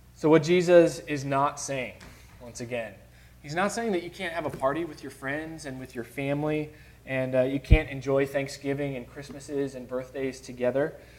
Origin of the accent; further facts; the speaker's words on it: Chicago, Illinois, United States; Growing up in Chicago, uh, my aunts and uncles on both sides uh, were very close